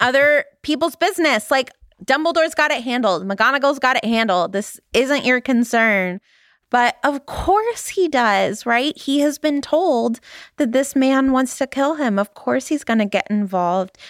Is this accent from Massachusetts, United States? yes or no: no; Valley Girl, California, United States; accent: Valley Girl; my Valley Girl accent